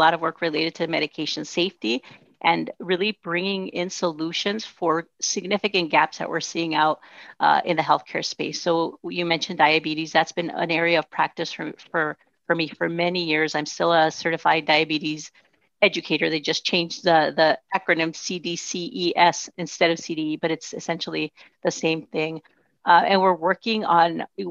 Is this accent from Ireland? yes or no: no; Nogales, Arizona, United States; first language Spanish; English is a second language; I was growing up in Nogales, Arizona, which is right on the border